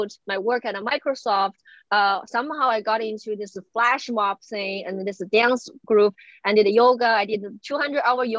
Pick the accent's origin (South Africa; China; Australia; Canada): China; English is a second language; moved away as an adult; also born or lived in Beijing / Indiana; now in United States; I grew up in China